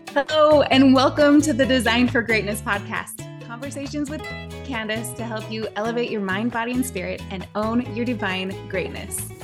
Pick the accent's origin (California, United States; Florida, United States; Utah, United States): Utah, United States; Park City; Jason and I grew up together in Park City.